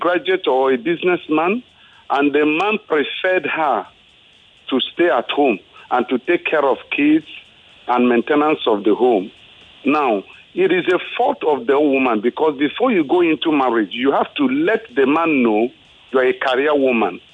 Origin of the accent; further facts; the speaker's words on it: Igbo, Igboland, Nigeria; now in Ikeja, Nigeria; I'm from the Igbo extraction